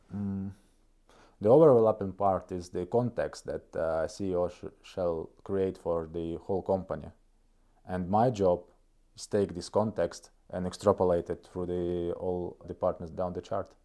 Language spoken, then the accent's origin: English; Kohtla-Järve, Ida-Viru County, Estonia; English is a second language; moved away as an adult; now in Tartu, Estonia; I'm coming from a city of Kohtla Järve. It's northeast Estonia. So it's a kind of a Russian region. People speak Russian there mostly. So I do.